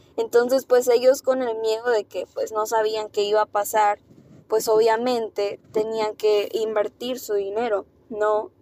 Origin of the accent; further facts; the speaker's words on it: Mexico; así somos los mexicanos